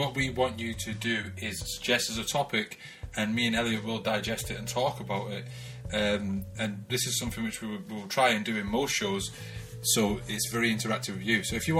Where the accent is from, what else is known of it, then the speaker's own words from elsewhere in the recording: Oldham, North West England, United Kingdom; now in Newcastle, United Kingdom; I'm originally from Oldham, Manchester. We always say Manchester.